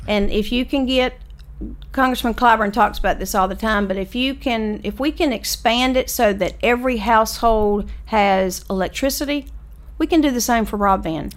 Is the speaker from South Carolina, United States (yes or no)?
yes; Lake View, South Carolina, United States; I was from Lakeview